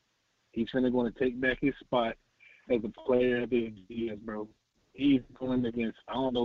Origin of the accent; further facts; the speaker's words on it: Florida, United States; I'm from Florida.